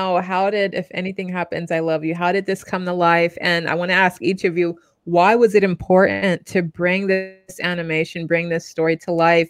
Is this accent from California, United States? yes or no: yes; Dublin, California, United States; I'm coming from the East Bay and Dublin, California, and I'm sitting in my studio in front of a plant wall covered with butterflies